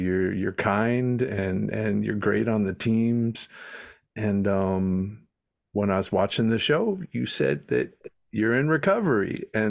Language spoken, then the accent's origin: English; North Carolina, United States; also born or lived in Huntington Beach; I'm here in Raleigh, North Carolina. Raised in North Carolina, living here in Raleigh now.